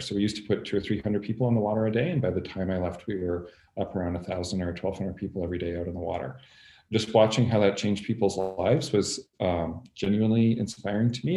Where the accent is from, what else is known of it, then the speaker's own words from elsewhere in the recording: Canada; moved away as an adult; also born or lived in Montreal / Chicago; I'm Canadian. I grew up in Canada